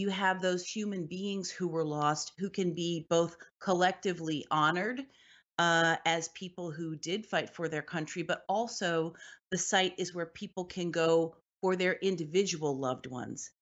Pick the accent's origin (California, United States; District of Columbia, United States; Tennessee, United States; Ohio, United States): District of Columbia, United States; Washington; I grew up in Washington, D C